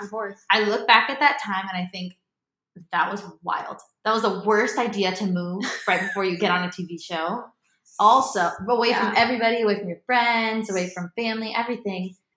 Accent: Miami, Florida, United States; moved away as an adult; also born or lived in Nashville; now in Los Angeles, United States; I'm from Miami, Florida. Was born there, grew up there most of my life, moved around a bit after

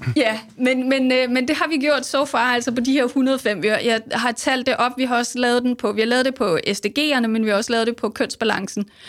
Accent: Denmark; som danskere

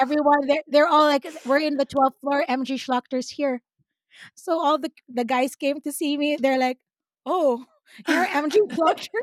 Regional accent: Philippines; accent: Filipino; now in United States; sometimes my Filipino accent comes out

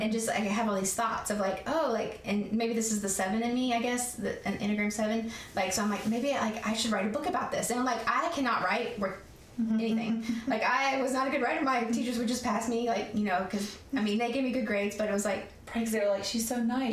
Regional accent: Tennessee, United States; moved away as an adult; also born or lived in Newport News, Virginia / South Carolina; I was born in Virginia, Newport News, Virginia. Okay. And so when I my mom got the divorce, that we moved to Tennessee

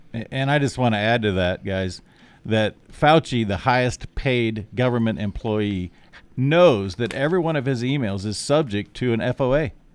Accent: Nebraska, United States; also born or lived in South Dakota; Wahoo, Nebraska, my home state

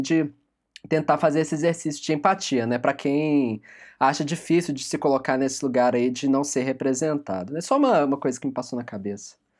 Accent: Brazil; nós, enquanto brasileiros

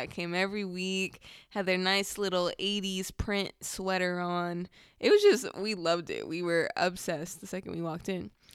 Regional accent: Southern California, United States; I definitely grew up in two very different, but very similar cultures, um, in Southern California

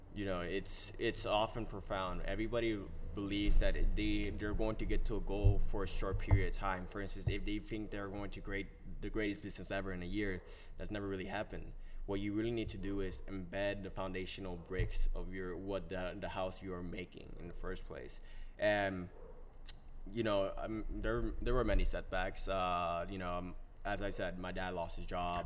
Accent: New Jersey, United States; also born or lived in Colombia; I am from New Jersey in the sense where I grew up here, but I was born in Colombia and everything. And I originally had came here when I was four

